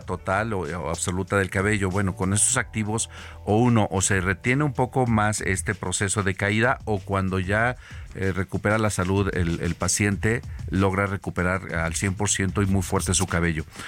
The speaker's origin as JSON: {"language": "Spanish", "country": "Mexico", "said": "Siendo mexicanos"}